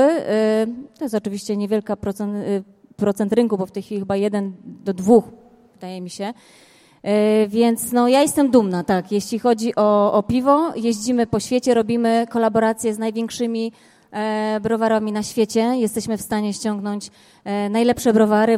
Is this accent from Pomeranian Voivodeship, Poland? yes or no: no; Wrocław, Lower Silesian Voivodeship, Poland; jestem z Wrocławia